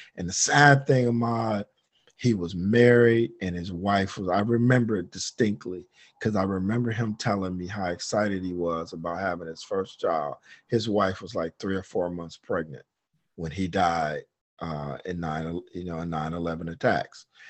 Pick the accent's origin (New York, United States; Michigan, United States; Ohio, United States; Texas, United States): Michigan, United States; Detroit; moved away; I'm from Detroit